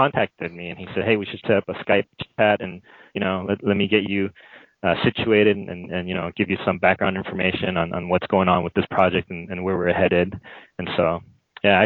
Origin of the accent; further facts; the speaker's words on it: United States; moved away as an adult; also born or lived in Korea (ancestry); now in China; I'm an American, but ethnically I'm Korean